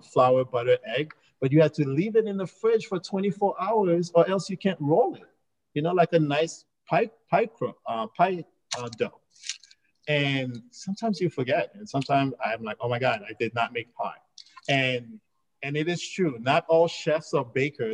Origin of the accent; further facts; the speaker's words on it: New York, United States; I grew up in New York.